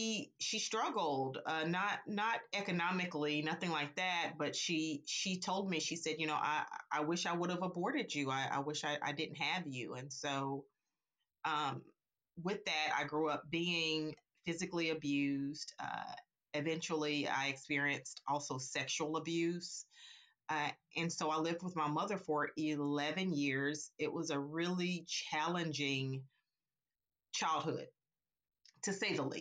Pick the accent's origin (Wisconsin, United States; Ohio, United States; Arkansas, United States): Arkansas, United States; Little Rock; now in North Carolina, United States; I grew up in Arkansas, and I now reside